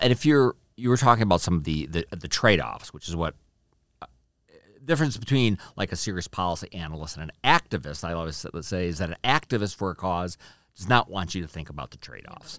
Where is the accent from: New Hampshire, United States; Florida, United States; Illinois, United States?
Illinois, United States; Chicago; moved away as an adult; I'm from Chicago, we used to live in Chicago, every once in a while, we, we drive past the house I grew up